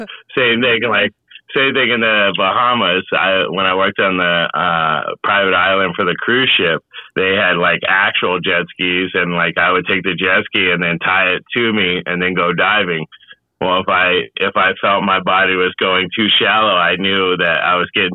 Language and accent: English; Gilbert, Arizona, United States; moved away as an adult; also born or lived in St. Croix / Florida; I grew up in Arizona my whole life. So I was Mesa Chandler, Phoenix, Gilbert, you know, mainly Gilbert Mesa area